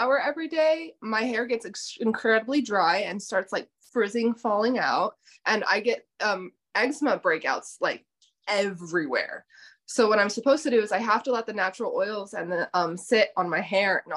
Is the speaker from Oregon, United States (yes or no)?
no; Arizona, United States; growing up in Arizona, with a lot of the Mexican